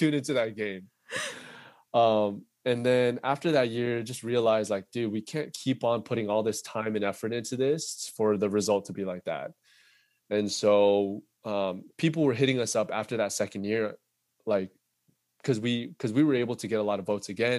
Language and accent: English; United States; being Korean American